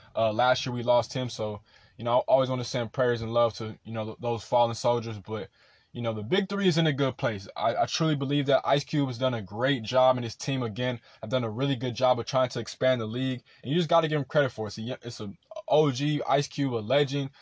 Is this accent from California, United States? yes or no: yes; Rancho Cucamonga, California, United States; I'm from Rancho Cucamonga